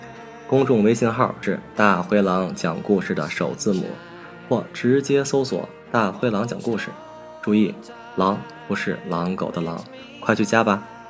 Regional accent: northern China, China; 我是北方人，从小对粽子的概念只限于小枣和豆沙的。

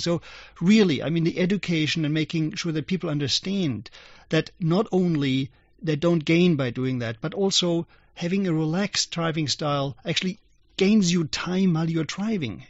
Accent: Germany; moved away; when I was young, I grew up in Germany as, as a young boy

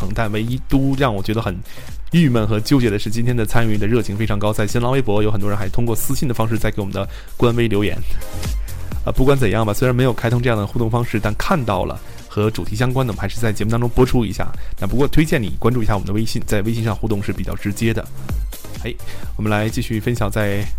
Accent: northern China, China; 因为特别是在北方，因为我也是北方人。

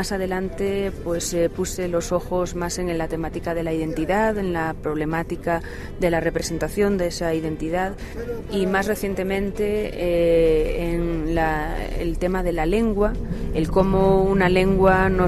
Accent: Santiago de Compostela, Galicia, Spain; Pues yo nací en Santiago de Compostela, en la capital de Galicia, soy gallega

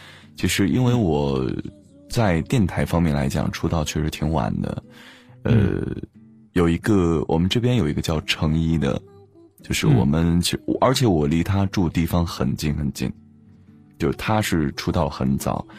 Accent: Dengfeng, Henan, China; 少林寺，我小的时候是少林寺的，就是要练一些器械的东西。

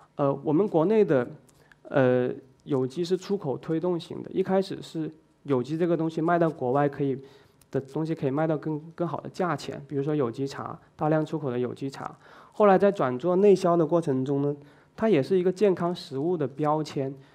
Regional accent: China; now in Zhuhai, China; 你知道我们中国人挺厉害的

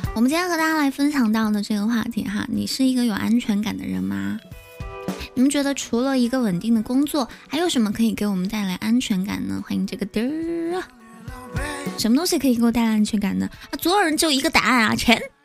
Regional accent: southern China, China; 我们是南方人

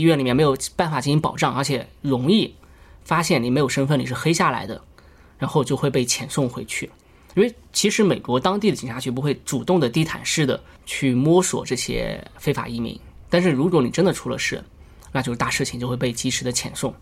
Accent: China; also born or lived in western United States; 我是中国人

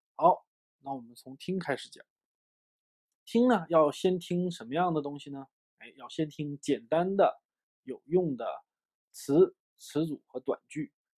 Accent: China; 我们中国人的语言习惯啊，我们学说中文的语言习惯

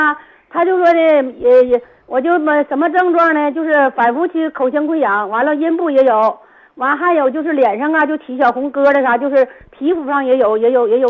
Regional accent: Jinzhou, Liaoning, China; 我是我是锦州的，

